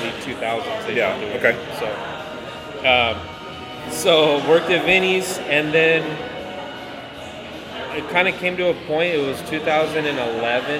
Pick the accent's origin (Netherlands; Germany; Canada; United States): United States; Fresno, California; also born or lived in San Jose, California; I grew up in Fresno